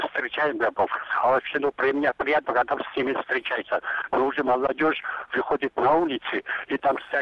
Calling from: Georgia; Я звоню из Грузии

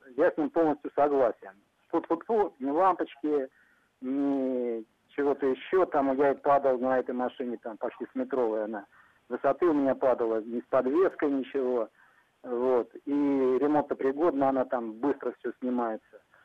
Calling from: Tver, Tver Oblast, Russia; Я, я звоню из Твери, вот, в областном городе я живу.

